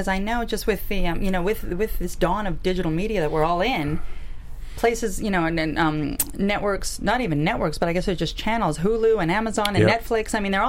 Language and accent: English; Canada; We're both Canadian, so we bonded.